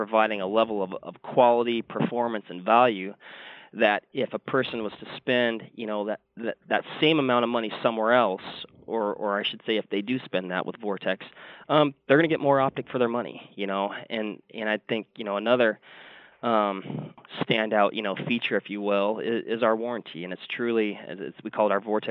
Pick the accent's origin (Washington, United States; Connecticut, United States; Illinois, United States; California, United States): Washington, United States; moved away; I'm originally from Washington State, so that's kind of my background